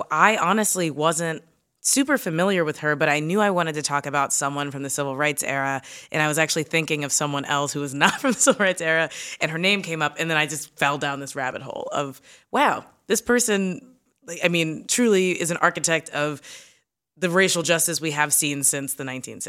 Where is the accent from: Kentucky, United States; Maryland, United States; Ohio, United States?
Kentucky, United States; I'm from Kentucky. We definitely had, you know, books that said there was a such thing as benevolent slavery.